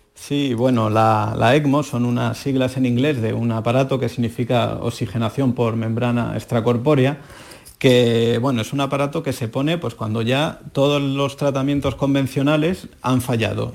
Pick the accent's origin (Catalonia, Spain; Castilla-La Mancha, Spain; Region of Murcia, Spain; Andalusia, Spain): Andalusia, Spain; Seville; moved away as an adult; now in Madrid, Spain; la hermandad de Santa Cruz, en la calle Mateos Gago, que es mi barrio donde yo nací